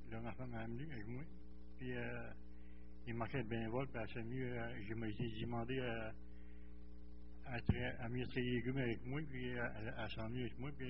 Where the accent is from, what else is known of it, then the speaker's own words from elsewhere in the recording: Gaspésie, Quebec, Canada; now in Saint-Hyacinthe, Canada; suis né en Gaspésie j'ai arrivé par mon beau-père.